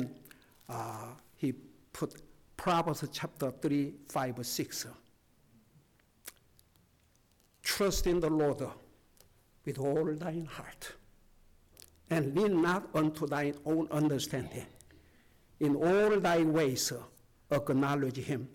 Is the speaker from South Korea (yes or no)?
yes; South Korea; moved away; I was born in South Korea